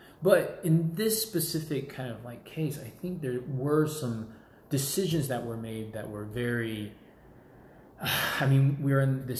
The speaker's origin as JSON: {"language": "English", "country": "United States", "said": "And look, I am American. Like, there's no doubt about it. I was born here. This is like my culture."}